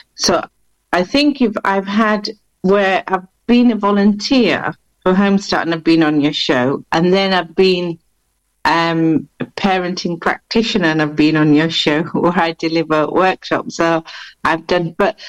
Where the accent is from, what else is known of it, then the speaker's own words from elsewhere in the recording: Bradford, Yorkshire and the Humber, United Kingdom; accent: blended; moved away as an adult; now in Luton, United Kingdom; But I didn't used to live in Luton. I'm a Yorkshire lass, so I'm originally from Bradford.